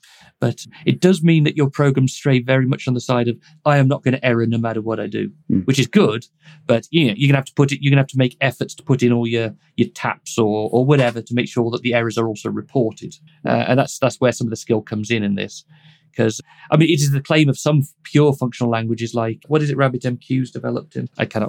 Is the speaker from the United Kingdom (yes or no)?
yes; United Kingdom; because I'm British and we ask about the weather.